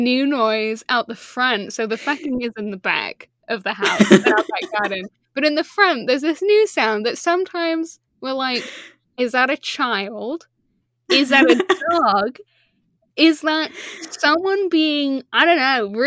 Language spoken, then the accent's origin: English; Leicester, East Midlands, United Kingdom; moved away; also born or lived in Surrey; I grew up in Leicester, is where I'm from originally, Midlands